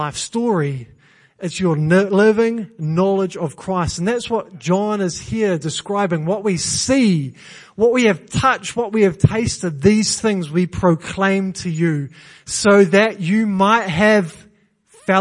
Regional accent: New Zealand; now in England; I'm Kiwi.

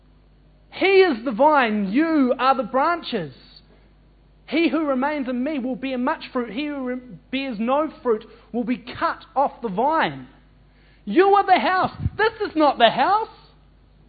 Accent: New Zealand; as a New Zealander

